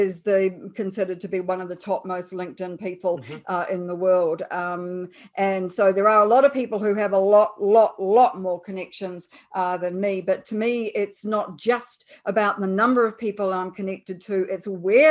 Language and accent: English; New Zealand; I'm a New Zealander, apart from my accent, of course